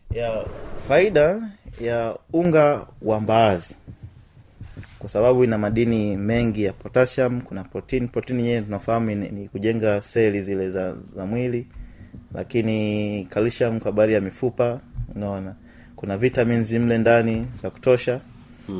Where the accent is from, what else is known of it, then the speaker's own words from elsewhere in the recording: Tanzania; watanzania wenzetu